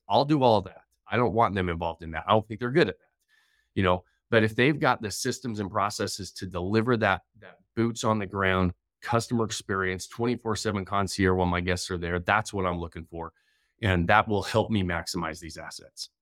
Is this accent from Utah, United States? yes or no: yes; northern Utah, United States; also born or lived in Idaho / Denver; I grew up here in Utah